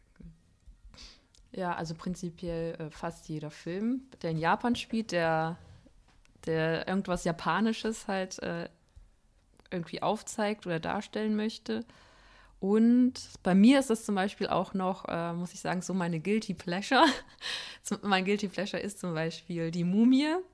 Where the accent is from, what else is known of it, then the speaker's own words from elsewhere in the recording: Fuldatal, Hesse, Germany; aus Fuldatal, Iringshausen.